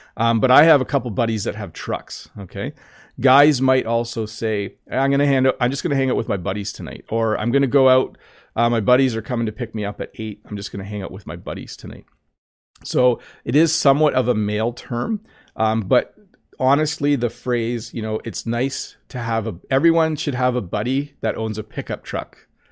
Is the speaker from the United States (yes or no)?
no; Canada; When I was in kindergarten, so school in Canada goes from kindergarten up